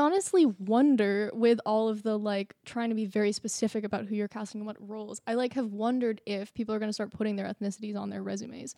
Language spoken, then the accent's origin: English; Mamaroneck, New York, United States; I was born in Mamaroneck